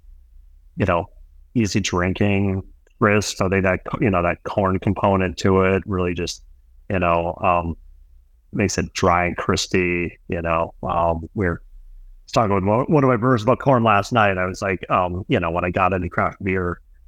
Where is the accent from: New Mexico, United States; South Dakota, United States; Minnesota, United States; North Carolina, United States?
Minnesota, United States; northern suburbs of Minneapolis–St. Paul; moved away as an adult; also born or lived in Brooklyn, New York; now in New York, United States; I grew up in the Midwest, grew up on a suburb northern Minneapolis, St. Paul